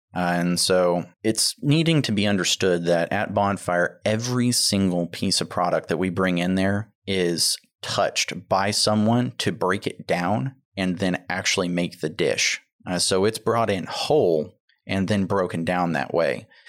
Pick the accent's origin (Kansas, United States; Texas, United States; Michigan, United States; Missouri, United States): Texas, United States; Tomball; I grew up in the Tomball area